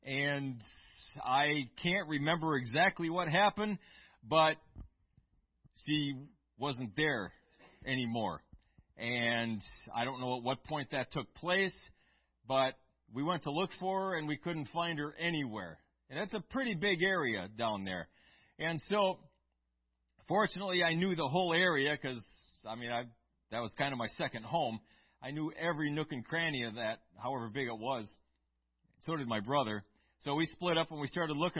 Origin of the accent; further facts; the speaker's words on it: Eau Claire, Wisconsin, United States; We grew up in Eau Claire